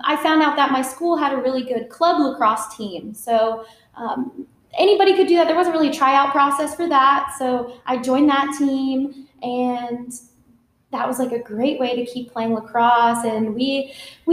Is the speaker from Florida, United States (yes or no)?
yes; Florida, United States; moved away as an adult; now in Fort Worth, United States; I was born and raised in Florida, actually. Went to college there. And then I moved here for medical school.